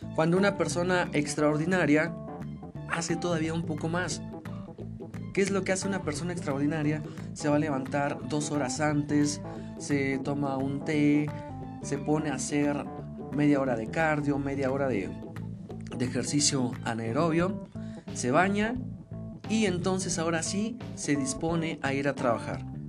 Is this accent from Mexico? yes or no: yes; Mexico; nosotros como mexicanos